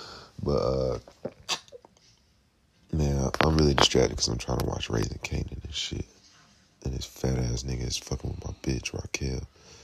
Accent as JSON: {"language": "English", "region": "Georgia", "country": "United States", "tie": "born or raised there"}